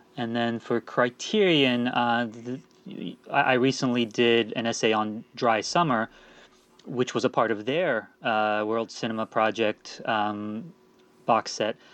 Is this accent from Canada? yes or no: no; Washington, District of Columbia, United States; born or raised there; also born or lived in England / Turkey